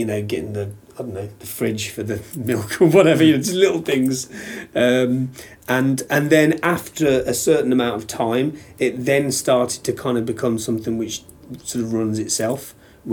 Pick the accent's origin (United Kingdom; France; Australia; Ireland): United Kingdom; Halesowen, West Midlands; I grew up in Hales Owen